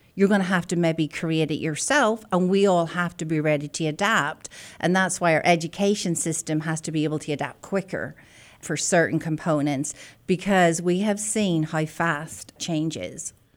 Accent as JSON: {"language": "English", "town": "Belfast", "region": "Northern Ireland", "country": "United Kingdom", "tie": "born or raised there", "also_born_or_lived": "Scotland", "moved": "as an adult", "lives_now": "Oklahoma, United States", "said": "I'm a native of the north of Ireland, born and bred in Belfast"}